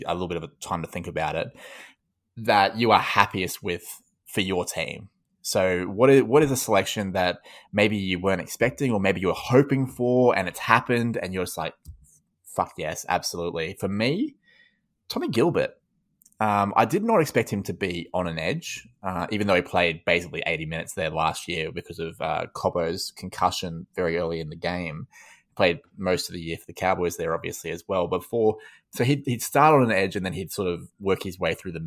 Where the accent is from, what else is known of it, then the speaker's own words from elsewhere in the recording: Queensland, Australia; as a Queenslander